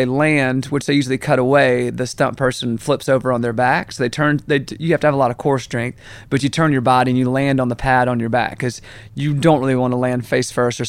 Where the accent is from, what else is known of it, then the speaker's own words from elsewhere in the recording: Augusta, Georgia, United States; Man, I grew up in Augusta, Georgia.